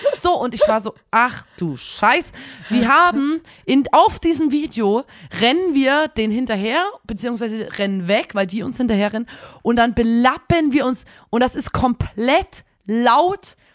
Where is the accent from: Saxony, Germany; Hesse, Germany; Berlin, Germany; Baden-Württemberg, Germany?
Saxony, Germany; Chemnitz; bei uns in Chemnitz